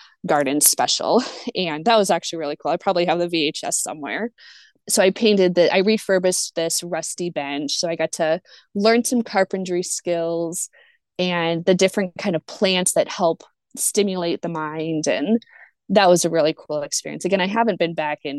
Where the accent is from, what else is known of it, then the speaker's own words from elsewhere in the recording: Minnesota, United States; moved away as an adult; also born or lived in Lawrence, Kansas; I grew up in Minnesota